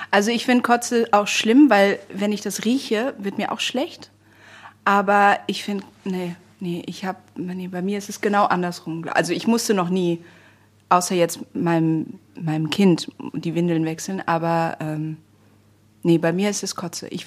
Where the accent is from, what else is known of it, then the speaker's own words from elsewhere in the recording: Germany; Ich bin nicht okay, in Deutschland aufgewachsen.